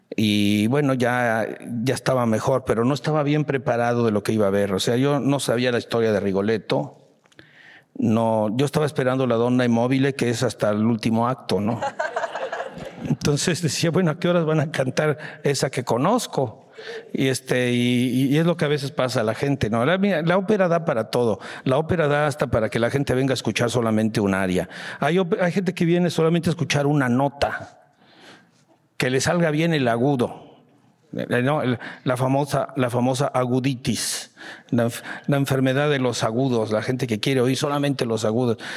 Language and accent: Spanish; Mexico; sí, maestro, soy mexicano.